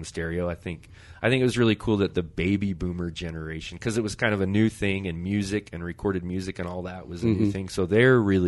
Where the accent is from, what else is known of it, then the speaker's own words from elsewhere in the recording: Highland, Utah, United States; also born or lived in Salt Lake City, Utah; That's where I grew up, is in Highland, right by Micron.